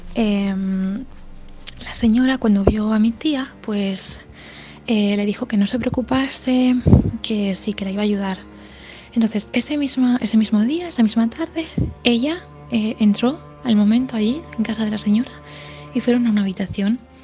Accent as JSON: {"language": "Spanish", "region": "Galicia", "country": "Spain", "said": "somos de Galicia"}